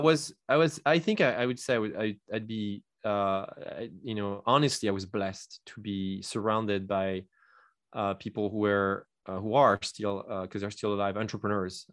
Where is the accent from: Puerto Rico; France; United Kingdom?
France; English is a second language; moved away as an adult; now in United States; I'm not originally from the U S. I come from France, and I immigrated here in two thousand eight.